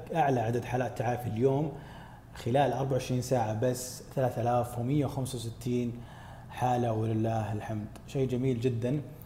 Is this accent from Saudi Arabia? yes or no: yes; Saudi Arabia; ديرتنا متنوعه